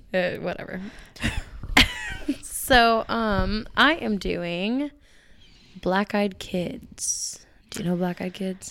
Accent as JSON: {"language": "English", "region": "Minnesota", "country": "United States", "tie": "born or raised there", "said": "I've never left this dumb state"}